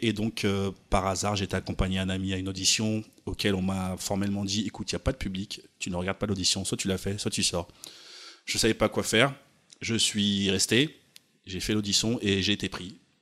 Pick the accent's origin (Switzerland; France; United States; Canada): France; je suis pas américain du coup, euh, je suis français